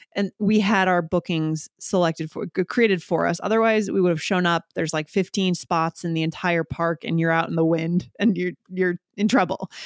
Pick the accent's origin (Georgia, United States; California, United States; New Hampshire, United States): New Hampshire, United States; moved away; also born or lived in New York / Boston; I grew up on the East Coast, nor-, I'd say the Northeast, so New Hampshire, and then I lived in New York and Boston for a number